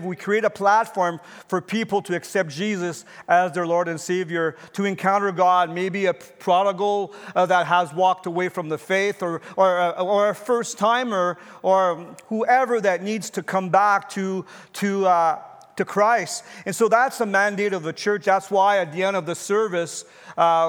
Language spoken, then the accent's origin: English; Canada; as a citizen and as a Canadian